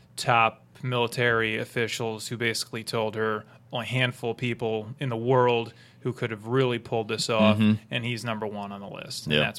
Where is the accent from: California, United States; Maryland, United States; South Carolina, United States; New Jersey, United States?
New Jersey, United States; we're from New York, I mean, mm-hmm. from Jersey, but right. I say I'm from New York